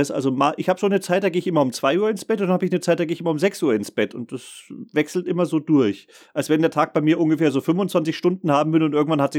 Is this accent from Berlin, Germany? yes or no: no; Saxony, Germany; now in Bavaria, Germany; Nee, ich bin ja eigentlich gebürtiger Sachse.